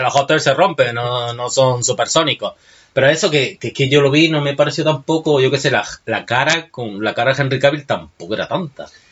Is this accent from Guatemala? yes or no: no; Granada, Andalusia, Spain